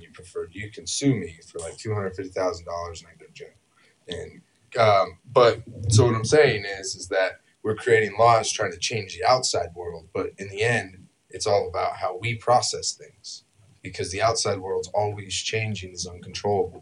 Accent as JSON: {"language": "English", "region": "California", "country": "United States", "also_born_or_lived": "Idaho", "moved": "yes", "said": "I'm from California originally"}